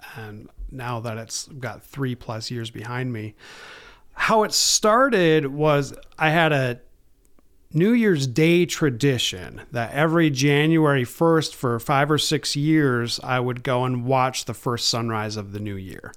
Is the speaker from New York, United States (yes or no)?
no; Baraga, Michigan, United States; also born or lived in East Lansing, Michigan; I grew up in Barriga, uh, graduated from Barriga High School in two thousand one